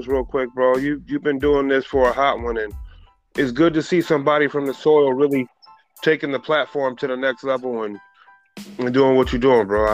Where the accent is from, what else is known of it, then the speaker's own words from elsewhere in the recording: Oxnard, California, United States; also born or lived in Chicago, Illinois / Flint, Michigan; from 1990 to now, been a resident at 805.